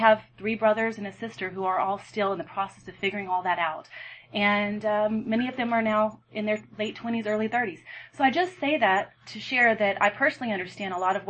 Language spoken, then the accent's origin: English; Alabama, United States; moved away as an adult; now in Atlanta, United States; I'm from Alabama. I'm one of the many Alabama people who moved here after college.